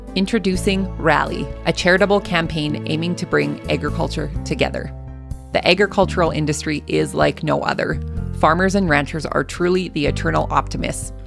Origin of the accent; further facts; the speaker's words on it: Lethbridge, Alberta, Canada; my hometown